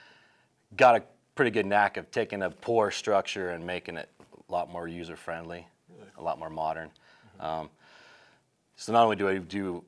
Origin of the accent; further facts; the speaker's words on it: Burley, Idaho, United States; I was raised in Burley, and my folks owned a grocery store